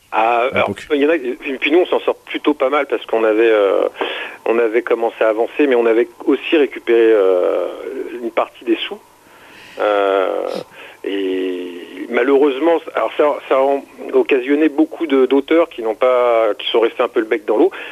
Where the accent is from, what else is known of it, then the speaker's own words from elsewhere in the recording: Seine-Saint-Denis, Île-de-France, France; moved away as an adult; also born or lived in Paris; now in Lot, France; je suis né à Paris en 1972. Euh, j'ai jamais vraiment vécu à Paris. Euh, en fait, j'ai passé mes euh, quasiment mes 30 premières années dans le 93 en Seine-Saint-Denis.